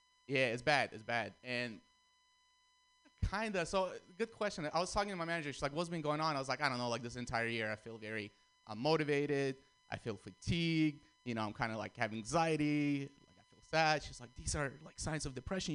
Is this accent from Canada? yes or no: no; Russia; also born or lived in Armenia; now in San Francisco, United States; I was born in Armenia, grew up in Russia, and then I moved to San Francisco